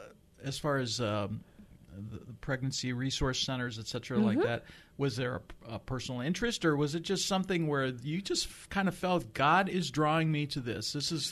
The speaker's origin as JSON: {"language": "English", "town": "Iowa City", "region": "Iowa", "country": "United States", "moved": "yes", "said": "I'm formerly from around Iowa City"}